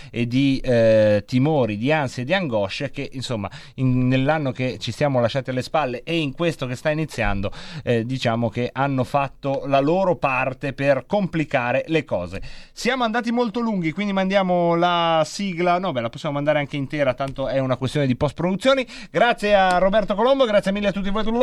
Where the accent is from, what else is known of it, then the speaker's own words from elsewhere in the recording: Bologna, Emilia-Romagna, Italy; I legnanesi li adoro anche se sono di Bologna